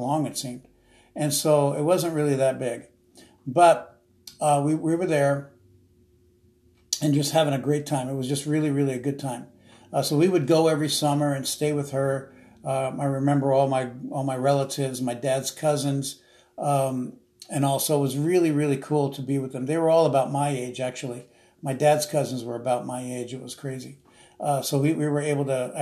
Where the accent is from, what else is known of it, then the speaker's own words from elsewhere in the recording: South Orange, New Jersey, United States; also born or lived in Newark, New Jersey; I was born and raised in this little small township called South Orange, New Jersey